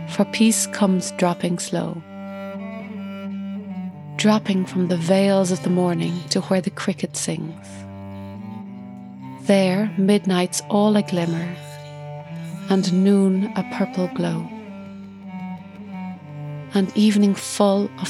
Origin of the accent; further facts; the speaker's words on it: Ireland; I'm an Irish cellist and composer